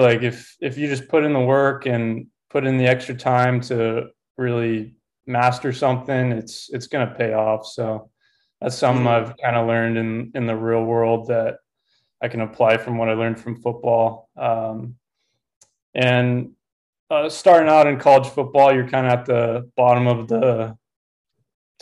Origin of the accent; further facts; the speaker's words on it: Southern California, United States; moved away as an adult; also born or lived in Helena, Montana; I grew up in Southern California